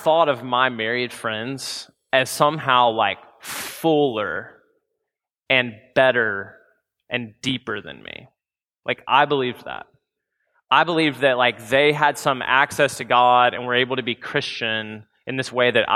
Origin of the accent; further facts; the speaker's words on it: Memphis, Tennessee, United States; growing up in Memphis, Tennessee